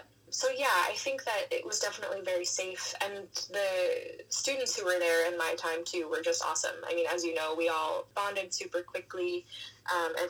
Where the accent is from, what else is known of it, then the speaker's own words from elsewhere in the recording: New York, United States; now in Boston, United States; I am a soprano from New York